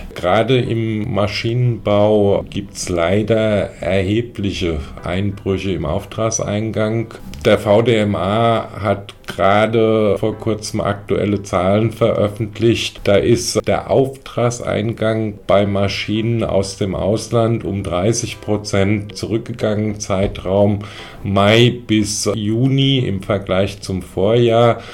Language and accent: German; Germany; hier bei uns in Deutschland